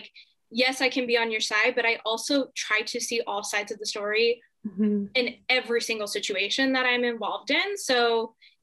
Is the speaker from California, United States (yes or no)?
yes; Southern California, United States; I was born in Southern California